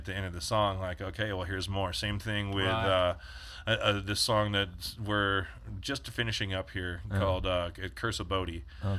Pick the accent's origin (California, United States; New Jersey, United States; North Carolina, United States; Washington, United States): California, United States; Bishop; moved away as an adult; also born or lived in Long Beach, California / Lake Isabella, California / Southlake; I grew up in Bishop and Lake Isabella. And, you know, all across the Sierras is like all mining towns.